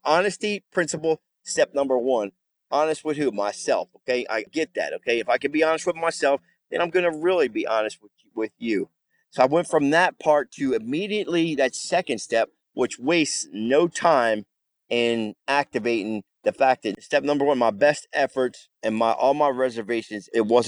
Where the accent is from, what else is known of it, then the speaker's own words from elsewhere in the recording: New Jersey, United States; I'm a vet born and raised in Jersey.